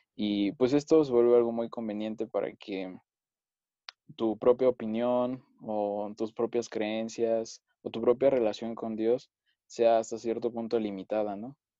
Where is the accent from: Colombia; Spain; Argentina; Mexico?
Mexico; Mexico City; soy de la Ciudad de México, aquí siempre he vivido.